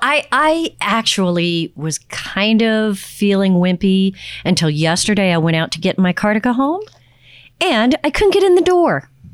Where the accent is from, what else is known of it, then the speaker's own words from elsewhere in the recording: Texas, United States; I'm from Texas